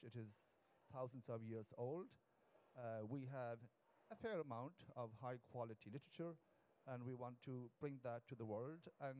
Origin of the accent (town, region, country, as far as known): Ireland; first language Irish; English is a second language